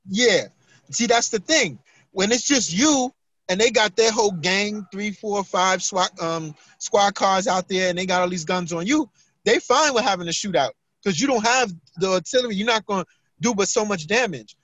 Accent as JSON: {"language": "English", "region": "New York", "country": "United States", "tie": "born or raised there", "said": "Growing up in New York"}